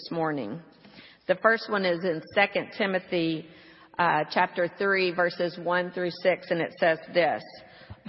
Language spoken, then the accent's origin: English; Houston, Texas, United States; My hometown, as I said, was Houston